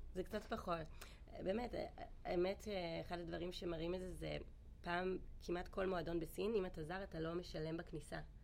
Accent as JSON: {"language": "Hebrew", "country": "Israel", "moved": "as an adult", "lives_now": "China", "said": "בתור ישראלים"}